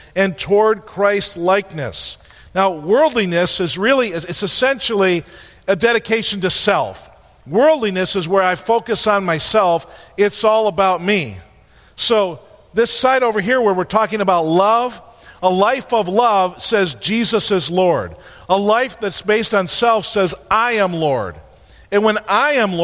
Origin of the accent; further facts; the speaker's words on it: New York, United States; We're from New York